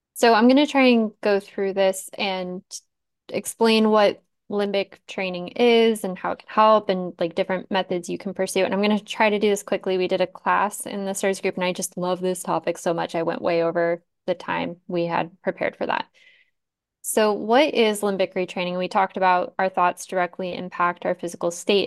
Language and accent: English; Tucson, Arizona, United States; I grew up in Tucson